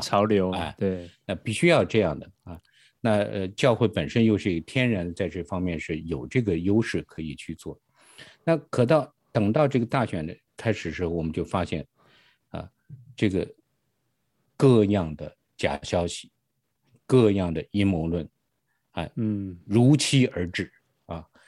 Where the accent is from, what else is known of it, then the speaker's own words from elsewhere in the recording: Hebei, China; moved away as an adult; now in United States; 我是，呃，出，来自于中国大陆，出生在是河北，大概嗯哼。九八年的时候我来到了美国